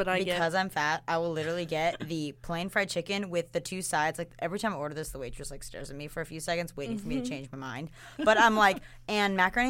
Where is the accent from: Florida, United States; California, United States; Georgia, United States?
Georgia, United States; Atlanta; moved away; I am from Atlanta